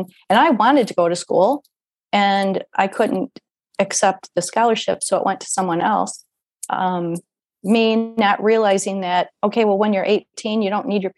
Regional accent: Iowa, United States; where I went to school from fourth grade to 12th, I was in Iowa, small town in Iowa, a small rural town.

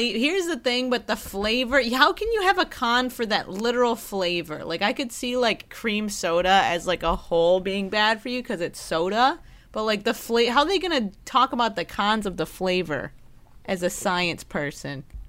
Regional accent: Midwest, United States; moved away; I'm from the Midwest

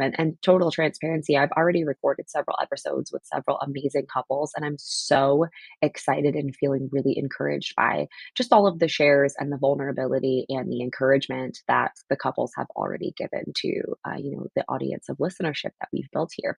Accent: New Jersey, United States; I grew up in the Northeast and on the Jersey, side of things

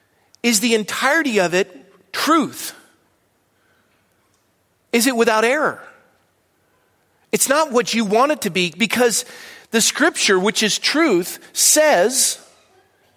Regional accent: Ireland; I'm not angry, I'm Irish.

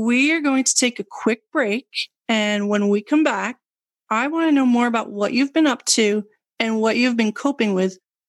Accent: Southampton, New York, United States; I grew up in Southampton, which people say, oh, that's the, chic Hamptons. But I grew up there year round, and Southampton back in the time, at least, was really big on farming.

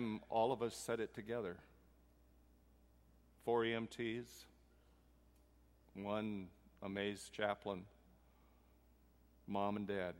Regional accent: Puerto Rico; I'm from Puerto Rico

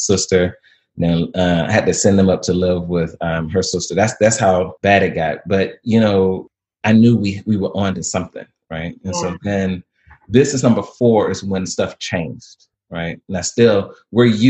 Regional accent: Alabama, United States; I'm from Alabama

